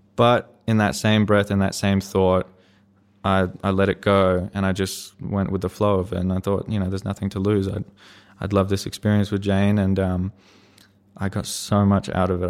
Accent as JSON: {"language": "English", "region": "Queensland", "country": "Australia", "tie": "born or raised there", "said": "go from New Zealand to Queensland, kind of be able to stay in my, my hometown area"}